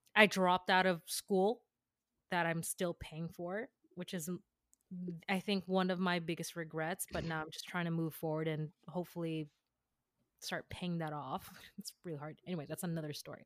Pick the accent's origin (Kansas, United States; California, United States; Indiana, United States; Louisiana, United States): California, United States; San Jose; born in San Jose, California